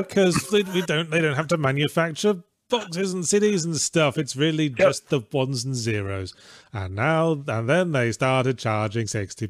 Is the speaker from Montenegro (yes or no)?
no; England, United Kingdom; moved away; also born or lived in Australia; in my childhood in England